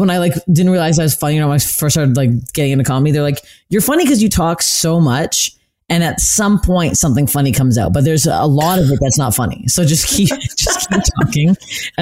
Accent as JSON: {"language": "English", "country": "Canada", "said": "as a Canadian girl"}